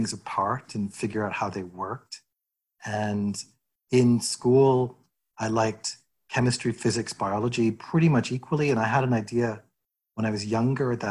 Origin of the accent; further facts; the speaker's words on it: Edmonton, Alberta, Canada; moved away as an adult; also born or lived in Madison, Wisconsin, United States / Glasgow, Scotland; now in Toronto, Canada; I was born in the US, but my parents emigrated to Edmonton when I was six. And I grew up in Edmonton.